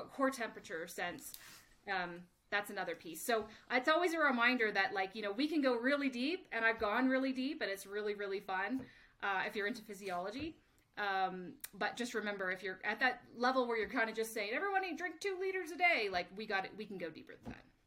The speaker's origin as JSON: {"language": "English", "country": "Canada", "also_born_or_lived": "United States", "moved": "as an adult", "said": "I'm originally from Canada, so spent five years working in the Canadian Olympic system"}